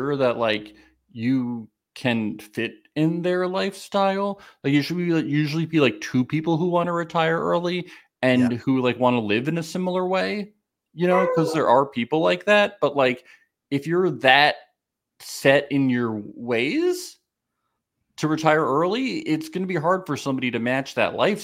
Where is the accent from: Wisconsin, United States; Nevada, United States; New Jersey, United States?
New Jersey, United States; I'm from New Jersey